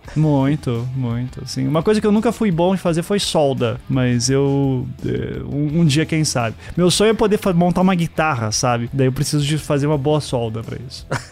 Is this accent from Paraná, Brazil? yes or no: yes; Curitiba, Paraná, Brazil; also born or lived in Recife; Eu só nasci em Recife, né? E vivi a vida inteira em Curitiba, a família inteira de Curitiba também